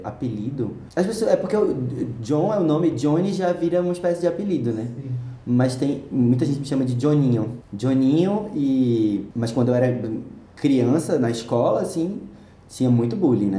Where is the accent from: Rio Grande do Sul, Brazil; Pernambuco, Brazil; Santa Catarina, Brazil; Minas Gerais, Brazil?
Pernambuco, Brazil; Recife; moved away as an adult; now in São Paulo, Brazil; Nasci em Recife, nascido e criado